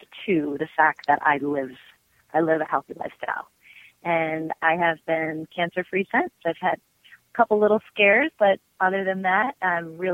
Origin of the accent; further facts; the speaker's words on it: Skaneateles, New York, United States; moved away as an adult; also born or lived in Virginia / Manhattan, New York / Boston, Massachusetts; when I moved home to Skaneateles, my hometown